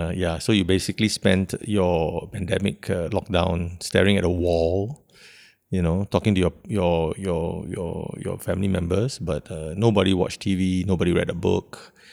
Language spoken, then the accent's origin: English; Singapore